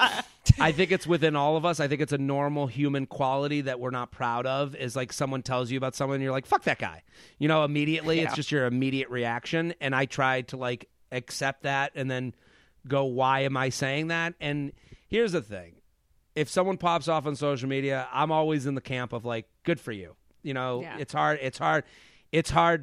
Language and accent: English; Boston, Massachusetts, United States; I'm from Boston.